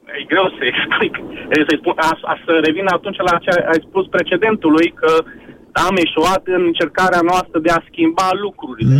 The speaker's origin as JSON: {"language": "Romanian", "town": "Oradea", "region": "Bihor County", "country": "Romania", "said": "eu sunt din Oradea"}